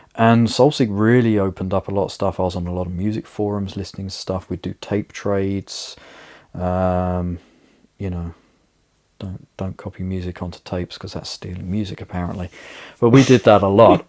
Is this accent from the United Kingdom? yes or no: yes; United Kingdom; now in Riga, Latvia; my hometown in the UK